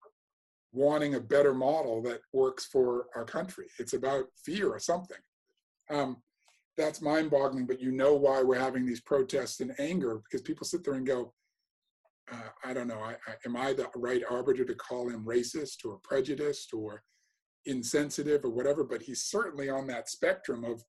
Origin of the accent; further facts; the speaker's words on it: Massachusetts, United States; accent: American; moved away as an adult; also born or lived in North London; now in London, United Kingdom; I grew up in Massachusetts, it's highly Democratic